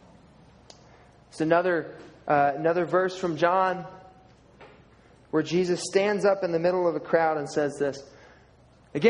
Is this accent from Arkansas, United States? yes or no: yes; Arkansas, United States; I'm from Arkansas